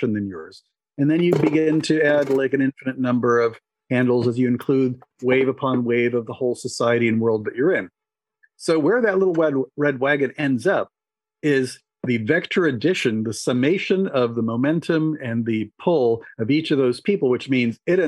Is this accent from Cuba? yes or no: yes; Cuba; moved away; I was born in Cuba.